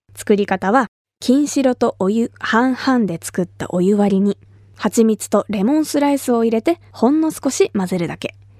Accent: Kumamoto, Japan; moved away; 私が生まれ育った熊本

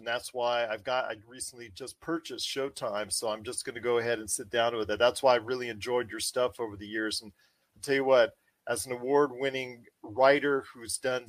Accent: Los Angeles, California, United States; is from the LA area like I am and from the Southern California area.

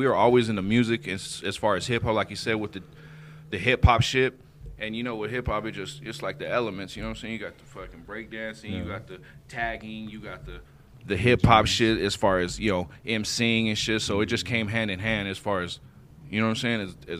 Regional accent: Avondale, United States; Yeah, born and raised.

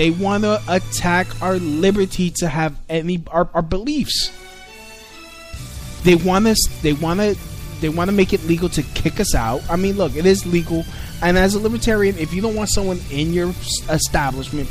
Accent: New York City, New York, United States; I grew up in Brooklyn during the 90s

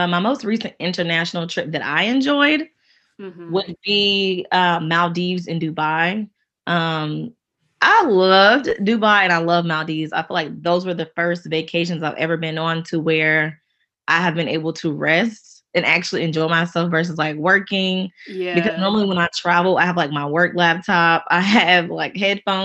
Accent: Charlotte, North Carolina, United States; I'm from the Queen City, that is Charlotte, North Carolina

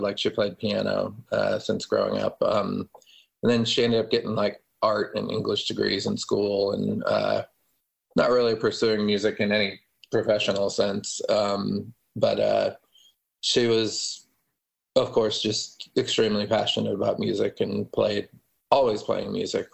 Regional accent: Denver, Colorado, United States; moved away; also born or lived in Austin; growing up in Denver

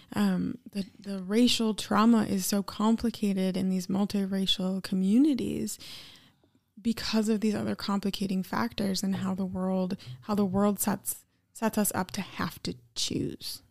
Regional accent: Eau Claire, Wisconsin, United States; I grew up in Eau Claire, Wisconsin

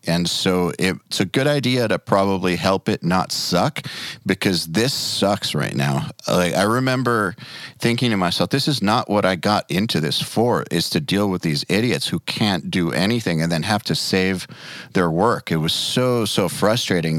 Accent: Atlanta, Georgia, United States; We're from Atlanta

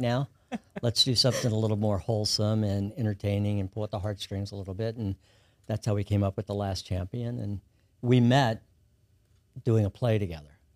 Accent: Kentucky, United States; moved away as an adult; also born or lived in Los Angeles; now in Baton Rouge, United States; I grew up in Kentucky

